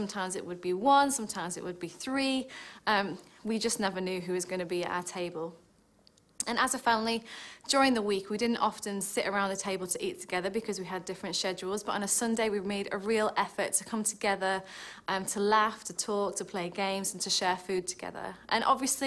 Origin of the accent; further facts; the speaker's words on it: Stoke-on-Trent, West Midlands, United Kingdom; moved away; when I was growing up, we used to attend a lovely Church of England church in the town of Stoke, which, if you wondered about my accent, that's where I'm originally from.